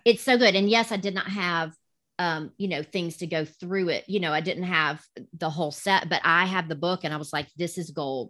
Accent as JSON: {"language": "English", "region": "the South", "country": "United States", "accent": "southern", "said": "with my southern accent"}